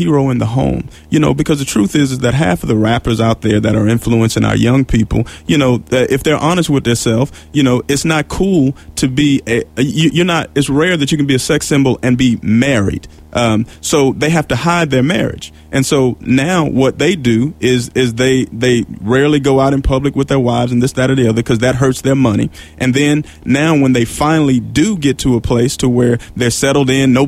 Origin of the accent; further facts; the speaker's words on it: Houston, Texas, United States; I'm from Houston